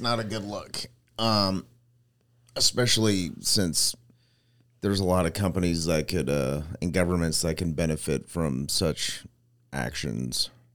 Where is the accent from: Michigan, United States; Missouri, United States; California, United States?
California, United States; Manteca; there was a Boys and Girls Club in my hometown